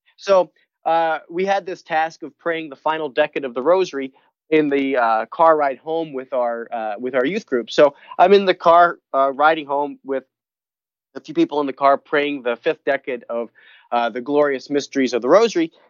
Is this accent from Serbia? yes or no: no; Philadelphia, Pennsylvania, United States; I grew up in Philadelphia, Pennsylvania, so Philly is, uh, a big part of my, uh, big part of who I am